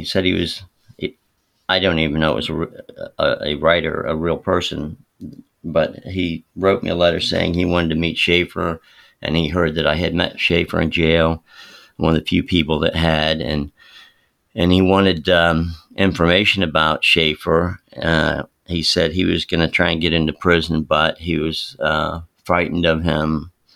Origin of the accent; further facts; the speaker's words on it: Palm Beach County, Florida, United States; I grew up in Palm Beach County in Florida